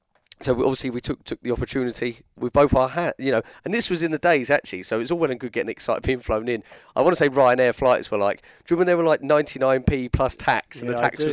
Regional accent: Portsmouth, South East England, United Kingdom; We're from Portsmouth. We stay in Portsmouth. We don't want to leave Portsmouth.

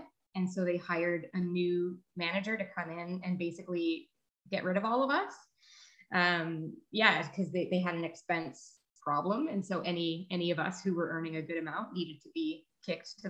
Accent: Ottawa, Ontario, Canada; also born or lived in London, Ontario; I grew up in Ottawa, the capital of Canada, and then moved to London, Ontario to study kinesiology.

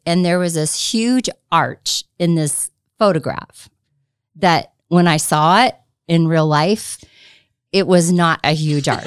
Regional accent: Southern California, United States; moved away as an adult; I'm from Southern California

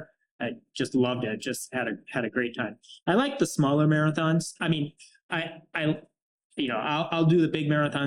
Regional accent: Sidney, Montana, United States; moved away; I grew up in Sydney, Montana

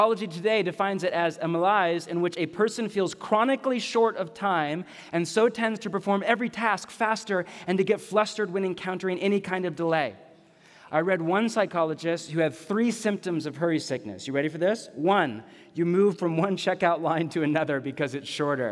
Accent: San Jose, California, United States; also born or lived in Los Gatos, California; I was born in Los Gatos, and we grew up in the San Jose area

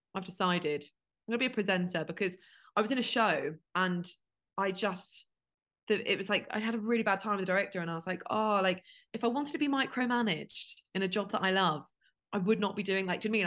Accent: United Kingdom; now in London, United Kingdom

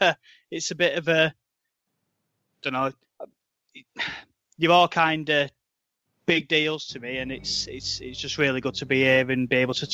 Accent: Manchester, North West England, United Kingdom; I'm from Manchester, England, the northwest of England.

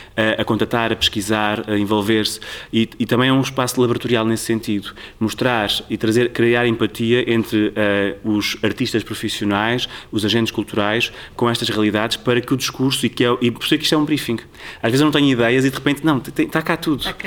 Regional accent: Tomar, Centro, Portugal; moved away as an adult; also born or lived in Lisbon; sou de Sensolos, de Tomar

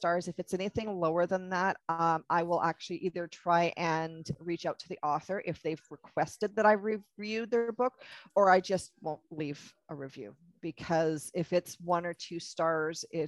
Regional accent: Canada; I'm Canadian, so I use a lot of Canadian isms

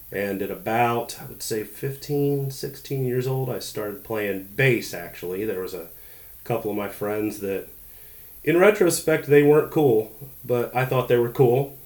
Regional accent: Ohio, United States; moved away as an adult; now in Charleston, United States; I'm from Ohio

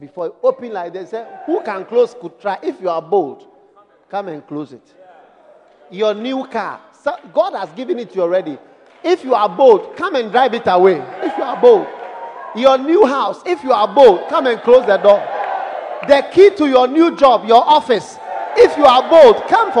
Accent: Ghana; I'm from Ghana

